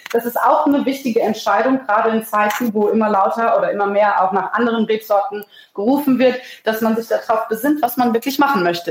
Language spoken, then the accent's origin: German; Rheingau, Hesse, Germany; now in Palatinate, Germany; bei uns im Rheingau